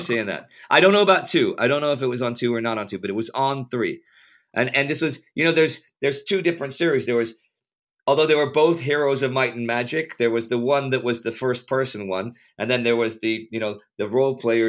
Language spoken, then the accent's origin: English; Texas, United States; I'm from Texas